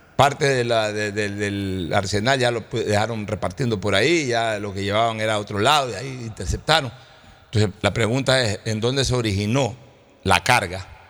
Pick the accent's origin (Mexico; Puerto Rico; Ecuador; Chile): Ecuador; nosotros como ecuatorianos